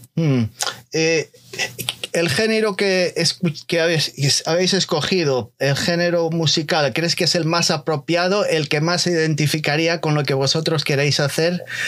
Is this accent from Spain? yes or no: yes; Galicia, Spain; yo soy eh, español eh, de Galicia